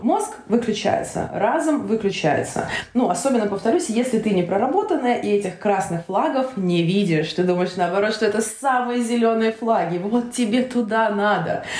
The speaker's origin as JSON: {"language": "Russian", "town": "Volgograd", "region": "Volgograd Oblast", "country": "Russia", "tie": "born or raised there", "also_born_or_lived": "Tashkent, Uzbekistan", "moved": "as an adult", "lives_now": "Slovenia"}